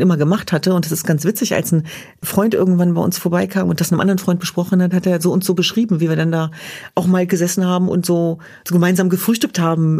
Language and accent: German; Hanover, Lower Saxony, Germany; Ich bin in Hannover Linden groß geworden